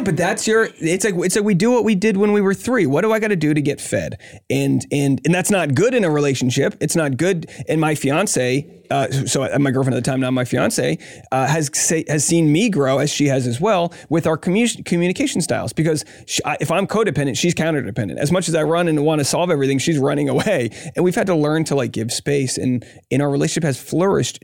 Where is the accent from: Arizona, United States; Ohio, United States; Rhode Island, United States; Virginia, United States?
Rhode Island, United States; I grew up in Rhode Island